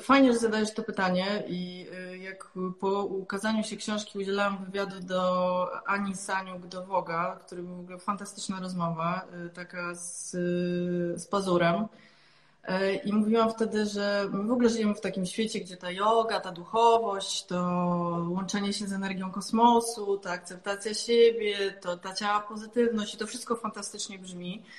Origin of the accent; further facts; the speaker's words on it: Silesian Voivodeship, Poland; jestem ze Śląska